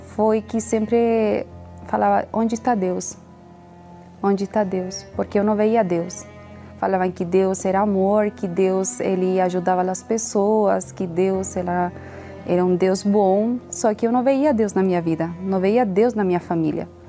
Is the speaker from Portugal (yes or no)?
no; Chile; eu tenho 32 anos, sou chilena.